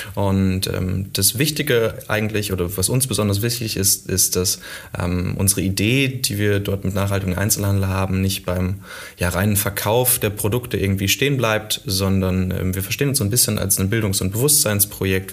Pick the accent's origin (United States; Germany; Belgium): Germany; Witten, North Rhine-Westphalia; also born or lived in Cologne; ich habe es jetzt persönlich in 30 Jahren auch nie so richtig weit äh, aus dem Ruhrgebiet äh, weggeschafft. Ich habe mal für anderthalb Jahre in Köln gewohnt. Ansonsten ist äh, Witten tatsächlich